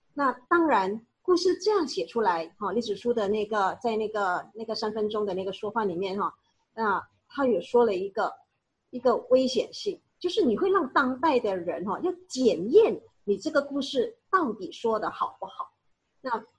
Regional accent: Malaysia; 我们马来西亚华人

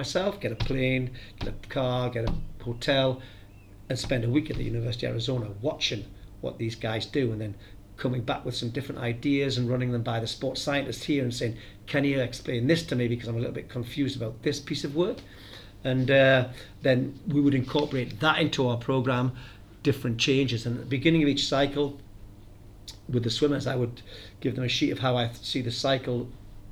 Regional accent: the North East, North East England, United Kingdom; moved away; I come from the Northeast

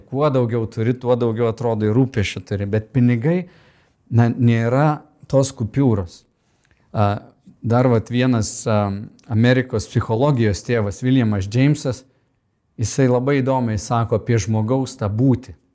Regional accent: Lithuania; kaip lietuvė mes sakom

